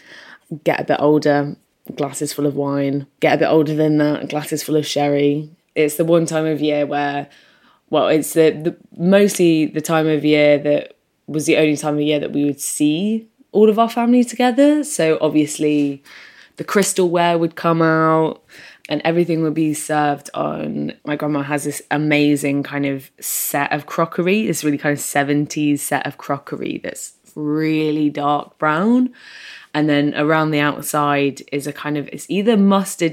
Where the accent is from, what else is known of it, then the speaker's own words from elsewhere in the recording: Lincolnshire, East Midlands, United Kingdom; also born or lived in southeast London; now in London, United Kingdom; I currently live in southeast London, but I'm originally from Lincolnshire, from a pretty small little town in Lincolnshire, quite near Grimsby